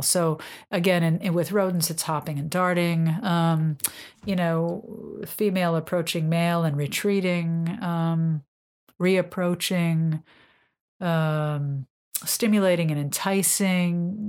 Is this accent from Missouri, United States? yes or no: no; New York, United States; now in Massachusetts, United States; I'm a New Yorker